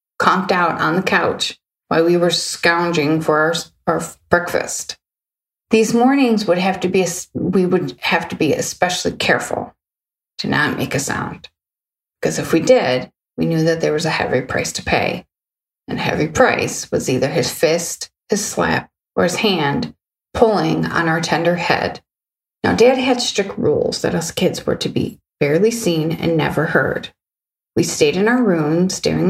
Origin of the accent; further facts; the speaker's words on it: Ferndale, Michigan, United States; also born or lived in Hazel Park, Michigan; I grew up in Ferndale, Michigan, and we moved to the neighboring city as well, Hazer Park